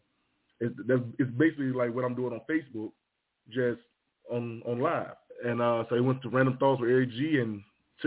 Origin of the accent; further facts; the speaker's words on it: Henderson, United States; my hometown, Henderson, had the second highest crime rate